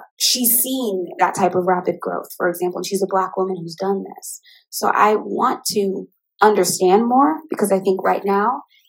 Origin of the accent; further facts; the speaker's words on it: Midwest, United States; I'm from the Midwest, and I think pouring into that community would be really great.